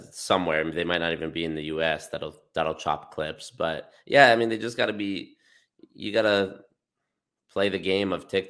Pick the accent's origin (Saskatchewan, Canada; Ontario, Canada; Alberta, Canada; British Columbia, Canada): Alberta, Canada; I was born here.